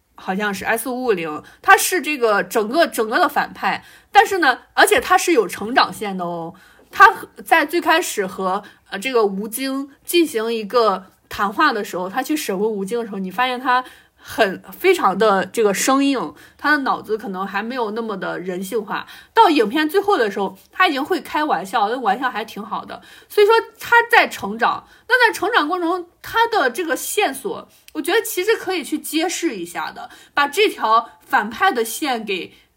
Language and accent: Chinese; China; 我们中国人